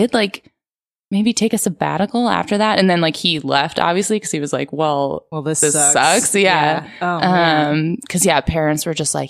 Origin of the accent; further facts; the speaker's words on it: Philadelphia, Pennsylvania, United States; Philadelphia, like the suburbs of Philadelphia